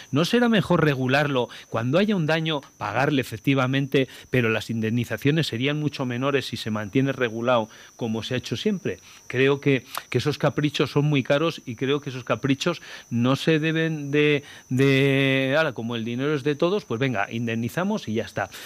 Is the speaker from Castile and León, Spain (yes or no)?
yes; Castile and León, Spain; yo, que soy una persona que nací en mi pueblo, que tengo mi trabajo allí, y que he sido alcalde 12 años